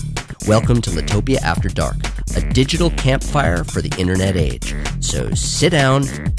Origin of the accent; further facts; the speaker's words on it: California, United States; now in London, United Kingdom; As a Californian living in London, I have a special relationship with myself